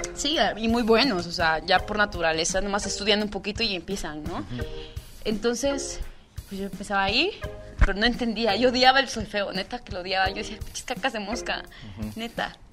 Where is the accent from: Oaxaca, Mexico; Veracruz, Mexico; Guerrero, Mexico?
Oaxaca, Mexico; San Mateo Macuilxóchitl; yo soy de San Mateo Maculsochit, o sea, ahí me desarrollé toda mi vida, toda mi infancia así